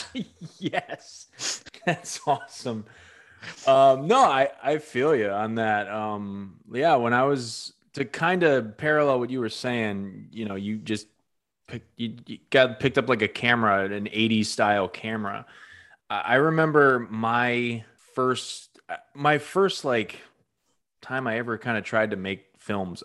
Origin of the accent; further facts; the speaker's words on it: Northampton, Massachusetts, United States; my hometown in Northampton